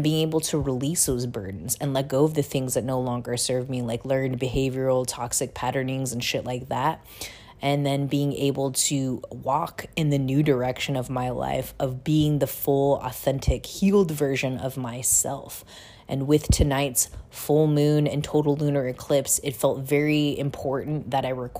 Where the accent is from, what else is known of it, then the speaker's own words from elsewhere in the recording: Busan, South Korea; born there; long story short, was I was born in Busan, South Korea.